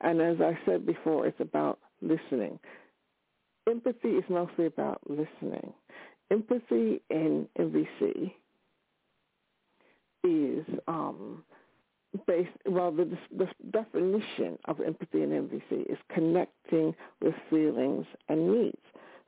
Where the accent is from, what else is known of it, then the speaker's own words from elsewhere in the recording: New York City, New York, United States; now in United Kingdom; I was born in New York City. I grew up in New York